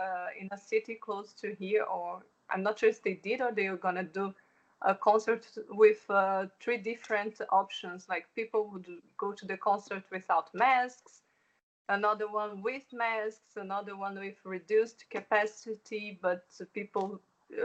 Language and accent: English; Brazil; English is a second language; moved away as an adult; now in Germany; I'm originally from Brazil, but I've been living in Germany here for some time now.